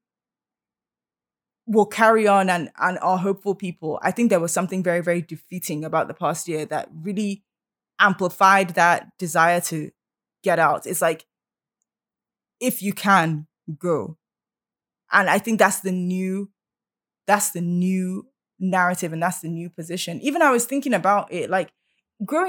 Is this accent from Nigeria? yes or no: yes; Nigeria; now in Canada; we're proud to be Nigerian